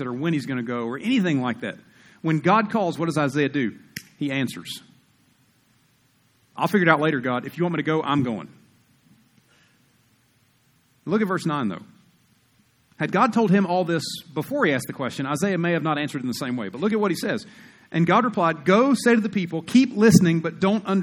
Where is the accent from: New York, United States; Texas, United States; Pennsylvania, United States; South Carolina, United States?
South Carolina, United States; moved away as an adult; now in Utah, United States; I grew up in South Carolina, we're 49th in education